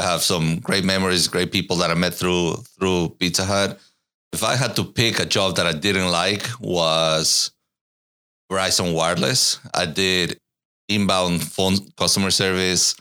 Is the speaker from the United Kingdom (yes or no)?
no; Ecuador; moved away as an adult; also born or lived in Katy, Texas / Irvine, California; now in Austin, United States; I was born in Ecuador, lived there until I was nineteen